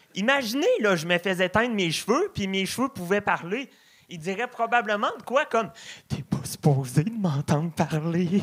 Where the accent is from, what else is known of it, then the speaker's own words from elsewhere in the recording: Beauce, Quebec, Canada; je viens de la Beauce